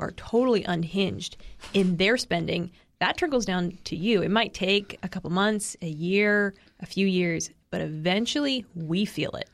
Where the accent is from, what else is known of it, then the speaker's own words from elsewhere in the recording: Boston, Massachusetts, United States; I'm from Boston